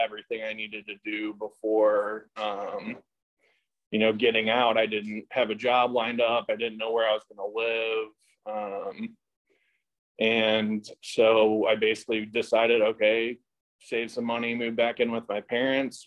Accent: St. Louis, Missouri, United States; moved away as an adult; now in Costa Mesa, United States; I grew up in St. Louis, Missouri.

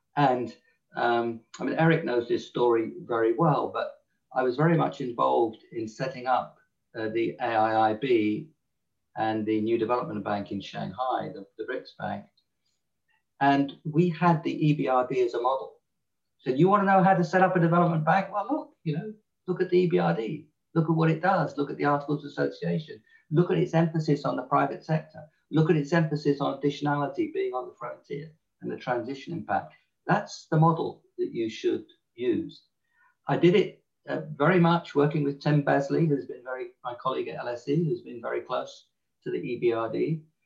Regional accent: England, United Kingdom; accent: English; my English accent

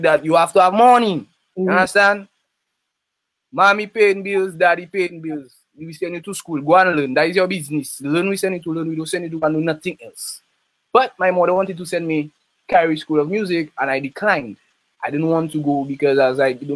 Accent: Roseau, Saint George, Dominica; I'm from Hillsborough Street. Roseau, Hillsborough Street, next to the National Bank, close to the stadium. I was raised up with my mother and my father

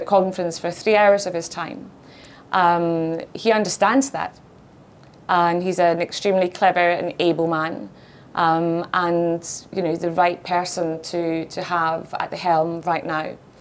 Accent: Scotland, United Kingdom; being Scottish

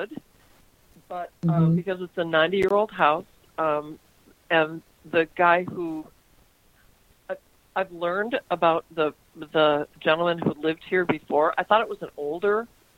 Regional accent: St. Louis Park, Minnesota, United States; I grew up in St. Louis Park

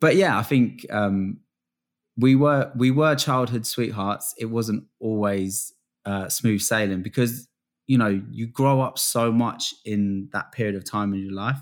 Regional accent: England, United Kingdom; also born or lived in Florida, United States; I lived in, uh, Florida for, like, the first six years of my life. I was born in England

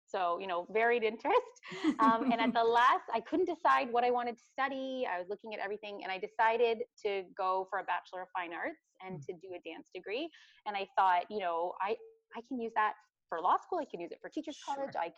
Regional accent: Midland, Ontario, Canada; So I'm born and raised in Midland. I grew up in Midland.

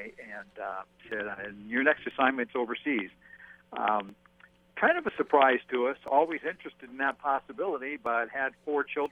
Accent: Washington, United States; moved away as an adult; also born or lived in Portland, Oregon; I'm from Washington State, first of all, but then lived in Oregon for a while as well in Portland

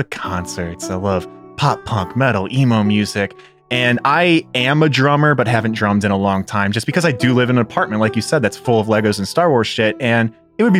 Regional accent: Chicago, Illinois, United States; moved away as an adult; also born or lived in Indiana; now in Columbus, United States; I am originally from Chicago, went to school in Indiana, and like a lot of the folks on this show and just in our general friend group, found my way to Columbus, Ohio through work

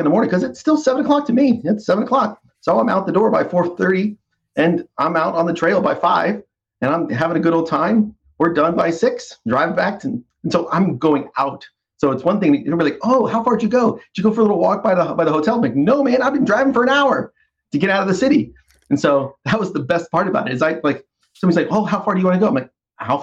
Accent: East Coast, United States; now in North Carolina, United States; I've born and raised on the East Coast my whole life

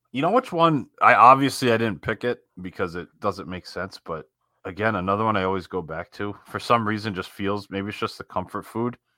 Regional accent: Northeast, United States; we grew up in the Northeast

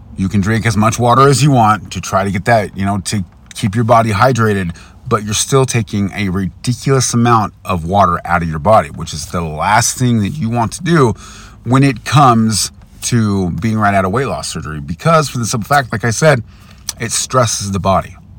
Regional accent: United States; I'm an American

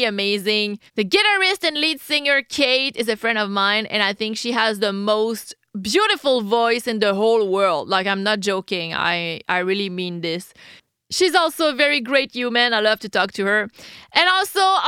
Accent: Quebec, Canada; English is a second language; I'm French Canadian

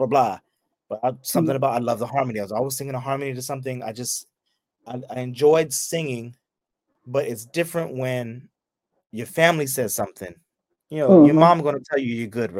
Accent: the Bay, California, United States; I'm from the Bay

